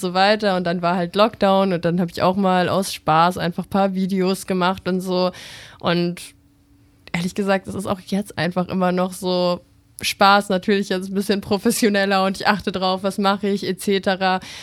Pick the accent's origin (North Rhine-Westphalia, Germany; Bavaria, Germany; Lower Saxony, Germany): Bavaria, Germany; ich komme aus Bayern, in so einem kleinen Dorf dort an der mhm. Grenze zu Österreich